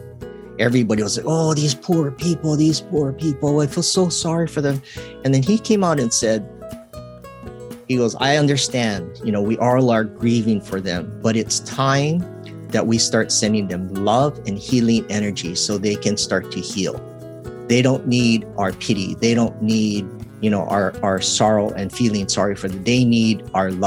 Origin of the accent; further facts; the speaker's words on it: Hawaii, United States; growing up in Hawaii